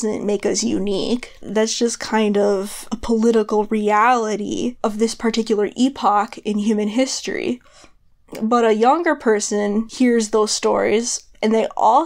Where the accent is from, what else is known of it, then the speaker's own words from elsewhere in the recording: United States; I'm American